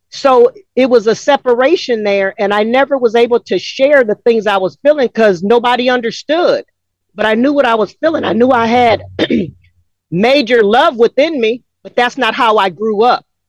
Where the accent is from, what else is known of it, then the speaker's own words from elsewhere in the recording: Los Angeles, California, United States; moved away as an adult; now in Atlanta, United States; Growing up in South Central LA, a mixed chick